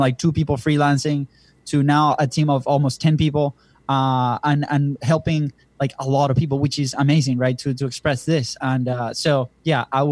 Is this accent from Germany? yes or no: no; Venezuela; moved away; we're from Venezuela originally